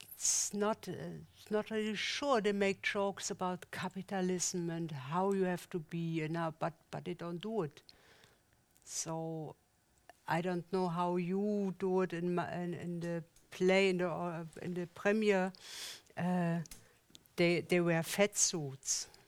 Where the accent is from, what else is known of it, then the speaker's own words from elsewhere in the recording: East Germany, Germany; English is a second language; moved away as an adult; also born or lived in Switzerland; now in Zurich, Switzerland; I come from the East Germany